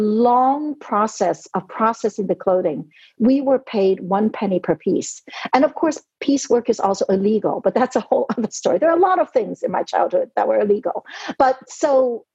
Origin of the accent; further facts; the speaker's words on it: New York City, New York, United States; English is a second language; moved away as an adult; also born or lived in Hong Kong / Brooklyn; now in Netherlands; I was born in Hong Kong. I grew up in New York City